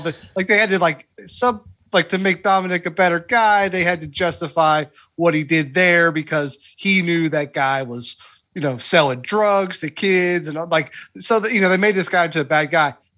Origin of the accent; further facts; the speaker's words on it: Lexington, Kentucky, United States; I'm from Lexington